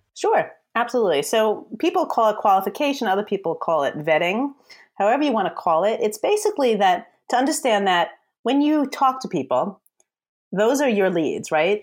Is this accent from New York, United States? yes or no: yes; New York, United States; I'm a New Yorker